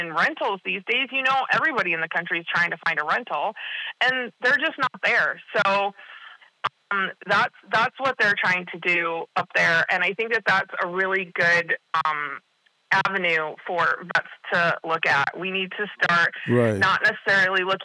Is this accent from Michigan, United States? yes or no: yes; Northern Michigan, United States; moved away; I am from the Midwest. I'm from Northern Michigan.